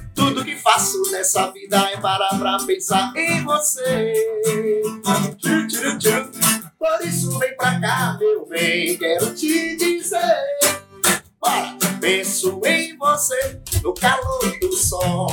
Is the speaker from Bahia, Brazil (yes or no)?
yes; Feira de Santana, Bahia, Brazil; eu sou feirense, né? Eu já nasci em Feira de Santana.